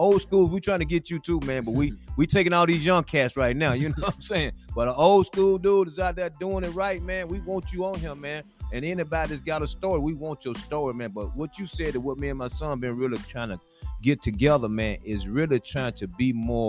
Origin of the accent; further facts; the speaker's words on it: Georgia, United States; moved away as an adult; now in Nashville, United States; back when I came to Nashville from Georgia in 1982 to go to school at TSU.